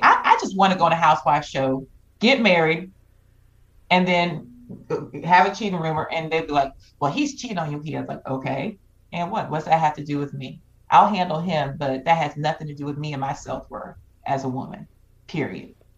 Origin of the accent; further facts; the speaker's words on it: Georgia, United States; growing up in the South